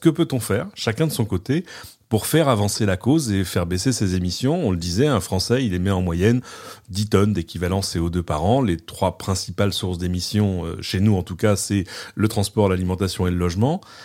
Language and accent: French; France; chez nous en France